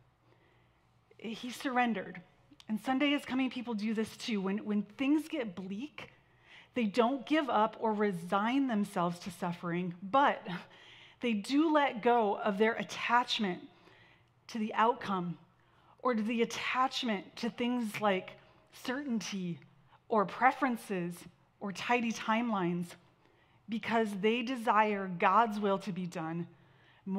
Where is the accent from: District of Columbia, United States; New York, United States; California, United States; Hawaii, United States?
California, United States; Santa Barbara; My brother and I we grew up in Santa Barbara